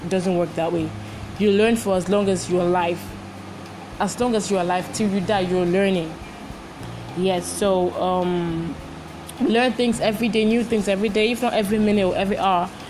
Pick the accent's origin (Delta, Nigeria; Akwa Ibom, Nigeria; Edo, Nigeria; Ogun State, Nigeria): Ogun State, Nigeria; also born or lived in Imo State (ancestry); now in Lagos, Nigeria; I was born and bred in Lagos and Ogun State, respectively, and so I'm very fluent in Yoruba language.